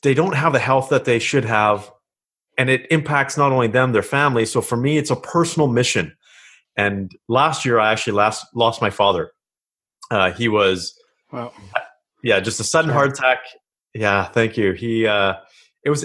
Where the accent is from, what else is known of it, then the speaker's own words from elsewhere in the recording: Kelowna, British Columbia, Canada; moved away as an adult; now in Ontario, Canada; I grew up in Kelowna, British Columbia.